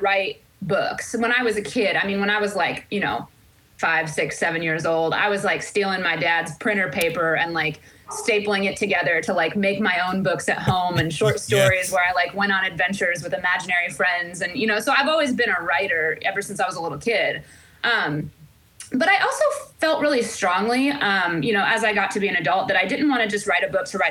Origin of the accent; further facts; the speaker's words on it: Central Illinois, United States; moved away as an adult; also born or lived in Chicago, Illinois / Phoenix, Arizona; now in Nashville, United States; grew up in the Midwest. I grew up in Central Illinois